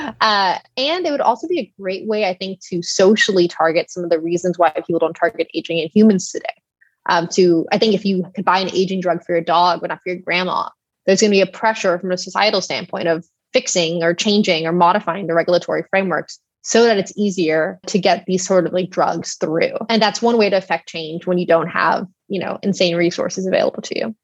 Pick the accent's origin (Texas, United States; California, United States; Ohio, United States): Texas, United States; now in San Francisco, United States; I grew up in Texas